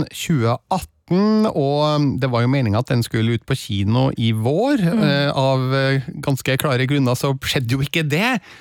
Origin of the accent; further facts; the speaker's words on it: Stjørdal, Trøndelag, Norway; i Stjørdal, eh, der jeg vokste opp